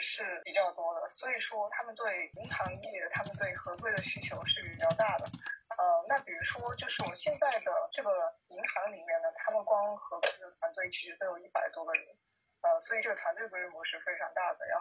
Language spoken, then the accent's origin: Chinese; Changchun, Jilin, China; also born or lived in Beijing; now in Changchun, China; 因为我老家是长春的，然后当时去了一线城市，